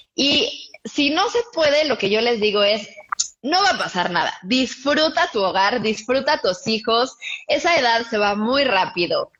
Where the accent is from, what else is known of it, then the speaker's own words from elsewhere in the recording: Cuernavaca, Morelos, Mexico; nosotros somos de Cuernavaca y vivíamos en una casa muy grande